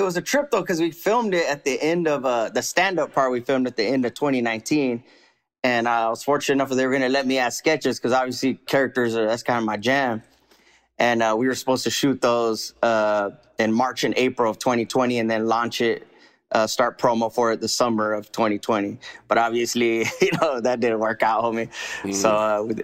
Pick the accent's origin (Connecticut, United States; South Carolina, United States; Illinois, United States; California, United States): California, United States; I grew up here in California, you know, Califas